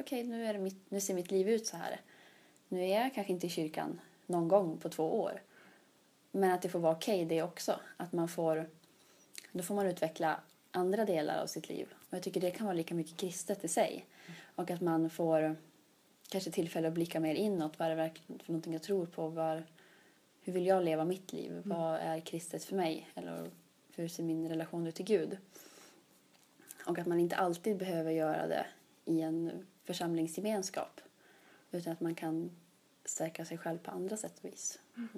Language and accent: Swedish; Sweden; moved away as an adult; now in Uppsala, Sweden; det högkyrkliga hemma i Luleå stift